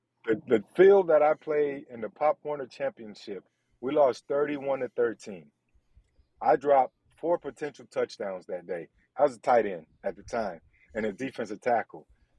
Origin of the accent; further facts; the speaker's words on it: Belgrade, Serbia; One of the fastest guys in my hometown back in Belgrade.